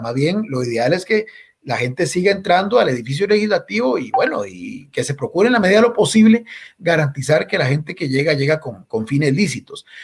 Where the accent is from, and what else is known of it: Costa Rica